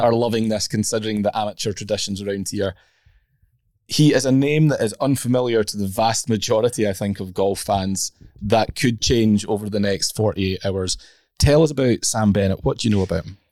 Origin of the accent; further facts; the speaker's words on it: Scotland, United Kingdom; I'm a Scot